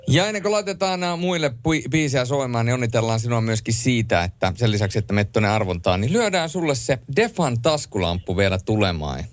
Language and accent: Finnish; Rovaniemi, Lapland, Finland; accent: Lapland dialect; moved away; also born or lived in Helsinki; muutin Rovaniemeltä Helsinkiin, niin – äh, vielä kun puhuin letkeämpää, rennompaa ja leveämpää Lapin murretta